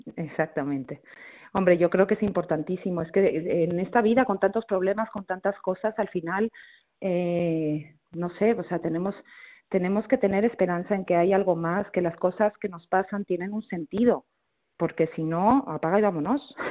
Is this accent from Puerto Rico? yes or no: no; Mexico; moved away as an adult; also born or lived in Barcelona, Spain; now in Madrid, Spain; yo nací en México, eh, mis papás son españoles, pero, pero nací en México, estuve 20 años viviendo ahí y luego ya me vine a vivir a España